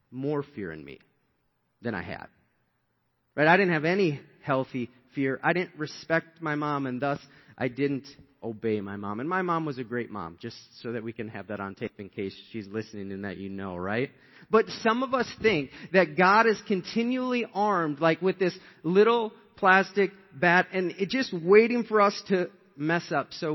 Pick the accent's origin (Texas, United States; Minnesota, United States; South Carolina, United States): Minnesota, United States; Shakopee; we were raised in Shakopee, Minnesota, and we came into this 2-bedroom apartment.